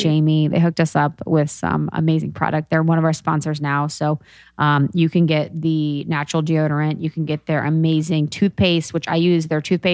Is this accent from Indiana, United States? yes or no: no; Cincinnati, Ohio, United States; I'm from Cincinnati